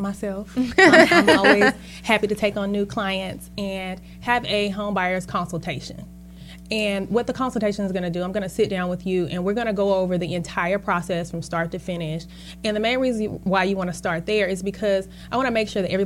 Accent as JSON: {"language": "English", "town": "Charlotte", "region": "North Carolina", "country": "United States", "tie": "born or raised there", "said": "I'm a hometown girl, so I am from Charlotte"}